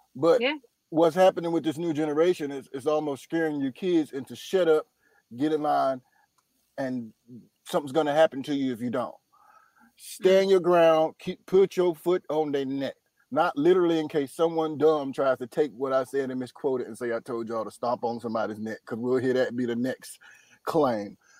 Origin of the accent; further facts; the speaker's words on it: Durham, North Carolina, United States; now in Los Angeles, United States; I'm from Durham, North Carolina.